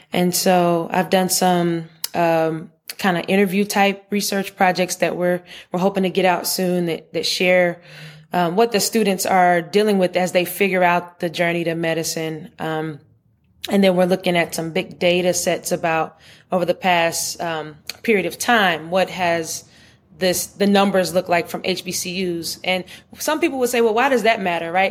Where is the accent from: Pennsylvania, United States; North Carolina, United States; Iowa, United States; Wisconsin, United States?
North Carolina, United States; Charlotte; I grew up in Charlotte